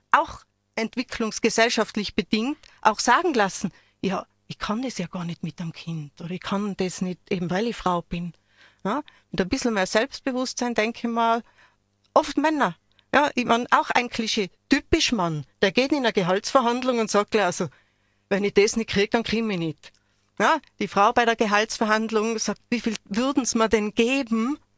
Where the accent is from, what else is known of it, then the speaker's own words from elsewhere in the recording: Innsbruck, Tyrol, Austria; Ich, ich meine, ich komme aus Innsbruck, ja, und dann hat es mir, ja, wo aus Innsbruck? Ja, und wenn man dann sagt, Hötting